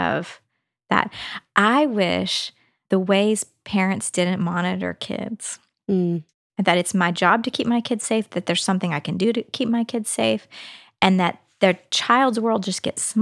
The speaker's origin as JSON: {"language": "English", "region": "Texas", "country": "United States", "tie": "born or raised there", "moved": "yes", "lives_now": "Nashville, United States", "said": "I grew up in Texas"}